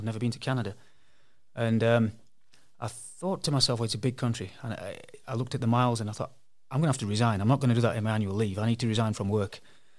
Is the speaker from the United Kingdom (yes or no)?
yes; England, United Kingdom; moved away as an adult; now in South Africa; I'm originally from England and emigrated as a sheet metal worker by trade. That's how I got out here.